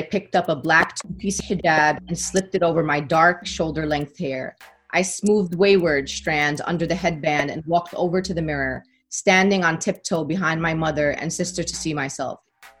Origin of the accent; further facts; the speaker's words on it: New York City, New York, United States; I mean, as a New Yorker, the sirens